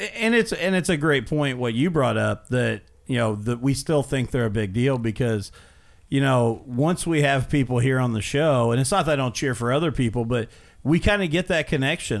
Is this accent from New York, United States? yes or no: no; Mitchell, Indiana, United States; I was from Mitchell, Indiana